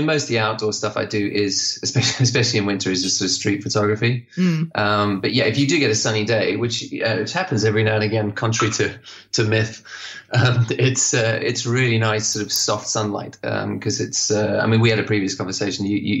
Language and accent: English; Zimbabwe; also born or lived in Botswana / Lesotho / Swaziland / South Africa; because I grew up in Zimbabwe, Botswana, Lesotho, Swaziland, and then South Africa at the end.